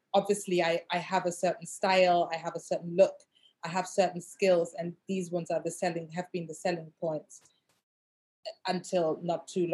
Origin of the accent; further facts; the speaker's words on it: Germany; moved away as an adult; also born or lived in Asia; now in London, United Kingdom; I grew up in Germany and I was like the only black girl in my neighborhood.